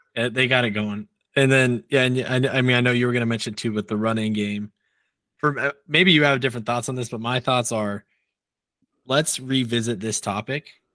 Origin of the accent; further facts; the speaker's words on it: Nebraska, United States; moved away; I grew up in Nebraska, unfortunately